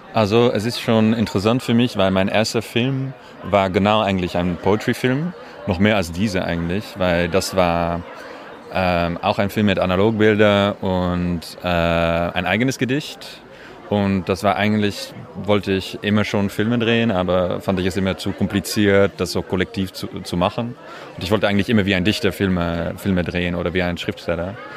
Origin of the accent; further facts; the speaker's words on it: Amsterdam, North Holland, Netherlands; German is a second language; now in Paris, France; Ich komme aus Amsterdam und wohne in Paris